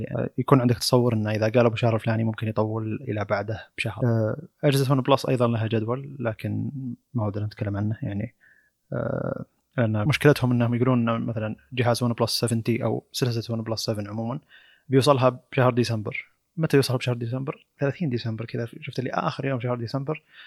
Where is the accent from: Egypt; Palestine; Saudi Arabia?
Saudi Arabia; عندنا في السعوديه